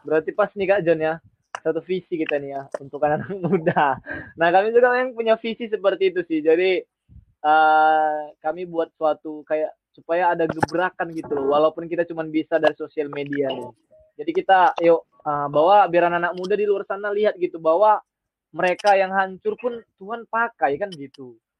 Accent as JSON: {"language": "Indonesian", "town": "Medan", "region": "North Sumatra", "country": "Indonesia", "tie": "born or raised there", "also_born_or_lived": "Mojokerto", "said": "Saya asli Medan"}